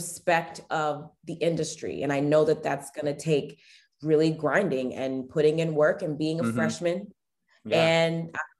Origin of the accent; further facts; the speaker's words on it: Potomac, Maryland, United States; now in Washington, D.C. area, United States; I live in the Washington, D.C. area. Mm-hmm. I grew up around Potomac. We had, my family was actually stationed at an Air Force base that's in Maryland.